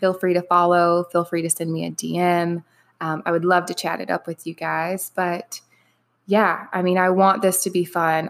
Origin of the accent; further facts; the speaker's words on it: the South, Alabama, United States; moved away as an adult; also born or lived in Minneapolis, Minnesota; now in Dallas, United States; I was born and raised in the South